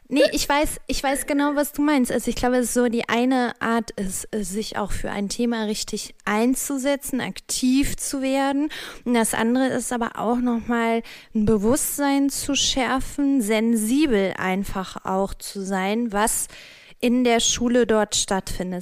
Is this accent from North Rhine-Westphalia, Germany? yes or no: yes; North Rhine-Westphalia, Germany; moved away; ich schicke liebe Grüße in meine Heimat Nordrhein-Westfalen